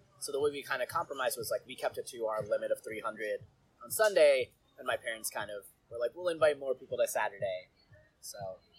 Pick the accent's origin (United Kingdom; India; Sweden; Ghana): India; My family was, even me, was born and raised in India.